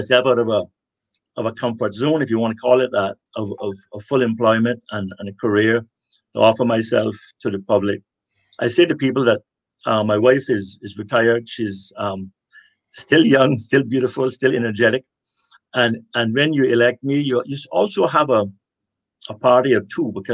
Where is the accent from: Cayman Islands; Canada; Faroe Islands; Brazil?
Cayman Islands; West Bay; also born or lived in Cuba; before that, I grew up in West Bay